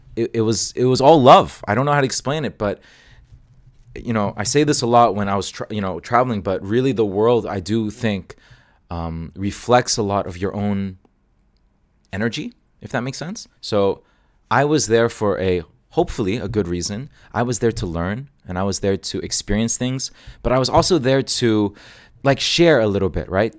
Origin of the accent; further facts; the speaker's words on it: Hong Kong; moved away as an adult; also born or lived in Toronto, Canada; now in Canada; I grew up in Asia